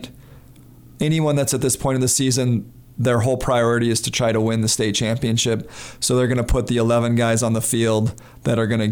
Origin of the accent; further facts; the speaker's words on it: Missoula, Montana, United States; also born or lived in Billings, Montana; I grew up in Missoula.